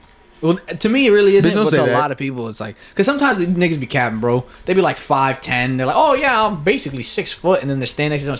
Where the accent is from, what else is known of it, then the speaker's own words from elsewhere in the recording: Piscataway, New Jersey, United States; also born or lived in Kearny, New Jersey; I'm from Piscataway.